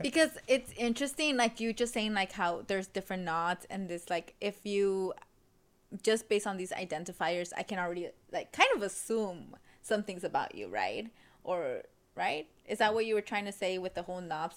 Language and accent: English; Los Angeles, California, United States; daughter of immigrants, or my parents are immigrants, born and raised in South LA.